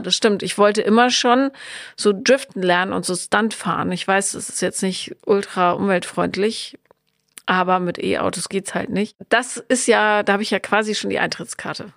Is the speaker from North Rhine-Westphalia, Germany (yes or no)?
yes; area with licence plate BM, North Rhine-Westphalia, Germany; now in Berlin, Germany; Da, wo ich aufgewachsen bin, ist das Kennzeichen BM